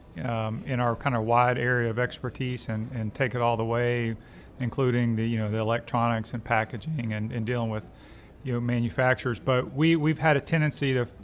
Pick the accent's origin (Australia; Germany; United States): United States; Alexandria, Louisiana; moved away as an adult; also born or lived in Arkansas / Indiana; now in Baton Rouge, United States; I'm from Louisiana, Alexandria originally